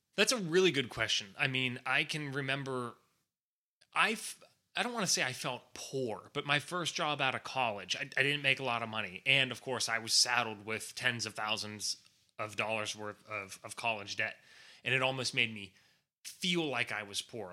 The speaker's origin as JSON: {"language": "English", "country": "United States", "said": "I'm an American."}